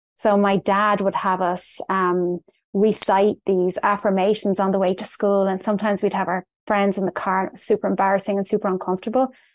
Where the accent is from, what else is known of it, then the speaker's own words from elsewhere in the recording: Dublin, Leinster, Ireland; moved away as an adult; now in St. Charles, United States; I was born in Dublin in Ireland, and I spent most of my life there. Um, I moved to the United States in two thousand eleven